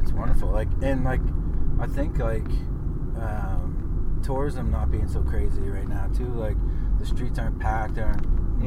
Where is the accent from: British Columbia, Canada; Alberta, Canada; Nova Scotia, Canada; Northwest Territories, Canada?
Nova Scotia, Canada; Lower Sackville; we grew up together in Cavalier